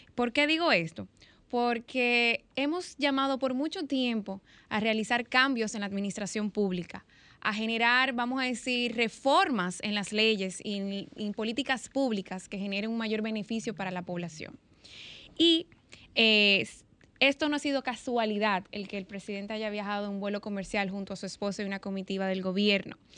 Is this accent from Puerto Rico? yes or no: no; Dominican Republic; nosotros como, como dominicanos